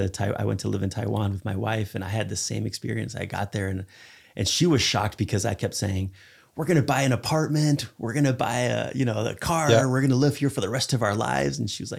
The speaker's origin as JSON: {"language": "English", "country": "Spain", "tie": "born or raised there", "said": "I grew up in Spain. I've traveled all over the world."}